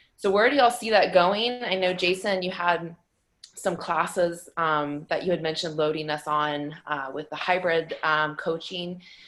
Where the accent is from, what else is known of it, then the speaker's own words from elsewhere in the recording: South Carolina, United States; now in Ottawa, Canada; I'm actually from South Carolina, but I am located in Ottawa, Ontario, Canada.